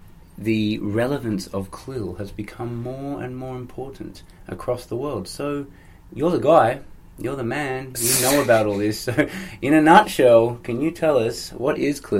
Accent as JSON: {"language": "English", "country": "Australia", "said": "Australia, mate."}